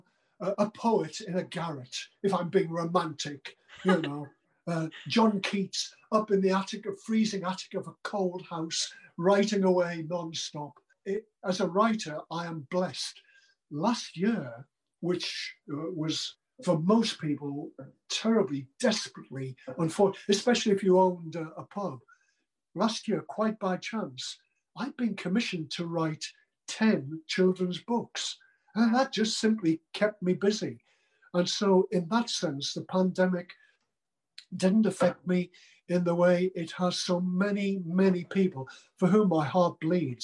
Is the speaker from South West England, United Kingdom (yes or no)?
no; Sunderland, North East England, United Kingdom; I came from a terribly poor background in Sunderland